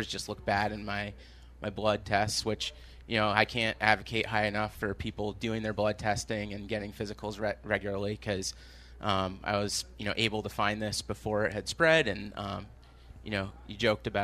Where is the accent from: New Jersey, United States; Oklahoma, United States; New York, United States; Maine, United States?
Maine, United States; now in Jamaica Plain, Boston, United States; I grew up in Maine